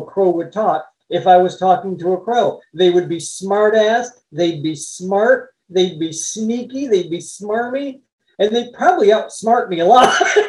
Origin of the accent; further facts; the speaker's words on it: Detroit, Michigan, United States; Growing up in Detroit